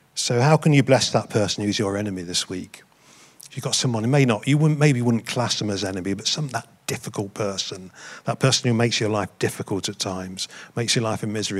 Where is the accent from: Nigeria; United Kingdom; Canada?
United Kingdom; I'm proud to be white British